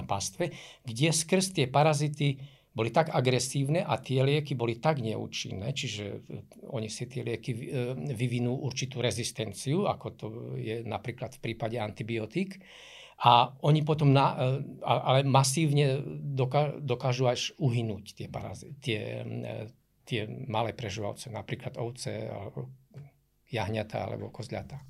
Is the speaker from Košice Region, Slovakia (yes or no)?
yes; Košice, Košice Region, Slovakia; keďže pochádzam z Košic, aj pracujem v Košiciach